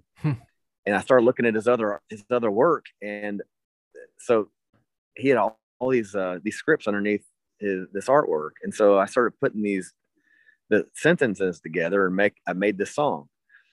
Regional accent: Berea, Kentucky, United States; growing up in Berea, Kentucky

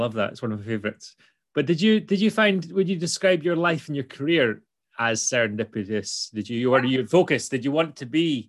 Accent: Scotland, United Kingdom; If we're too Scottish to be understood by bots

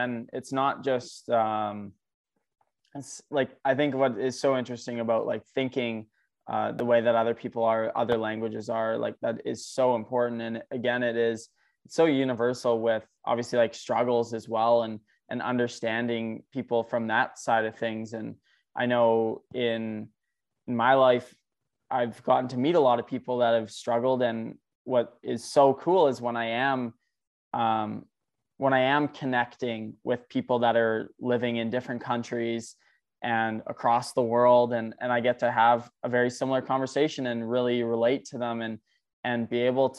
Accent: England, United Kingdom; I'm English

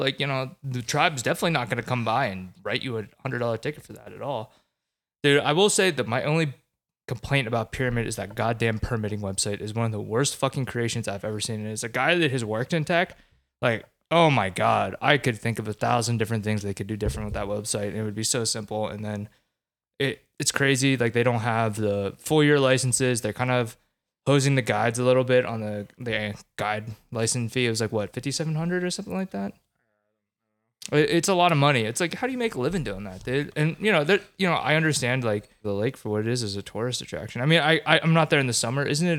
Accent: East Coast, United States; Hey, I grew up on the East Coast where everything's fucking green.

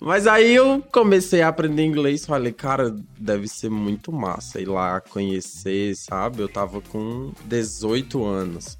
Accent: Pernambuco, Brazil; Pernambucano aqui sou eu

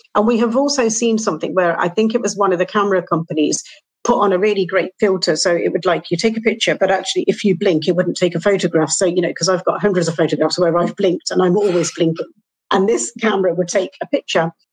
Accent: England, United Kingdom; I'm from England.

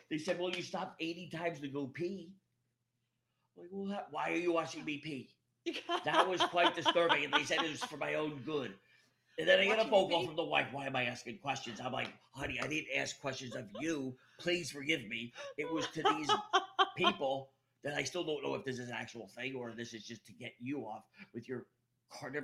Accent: New York City, New York, United States; also born or lived in Brooklyn; I'm from Queens

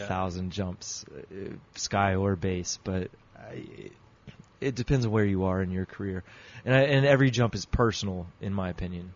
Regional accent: United States

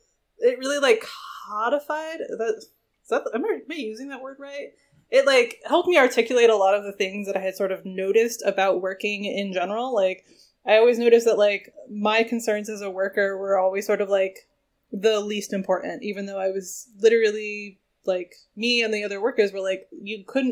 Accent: New England, United States; I was raised in New England.

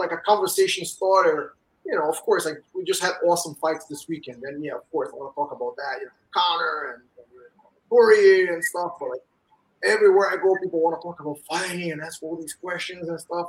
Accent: Rio de Janeiro, Brazil; moved away as an adult; also born or lived in New York, United States; now in United States; I grew up in Rio, and I moved back up here when I was 20

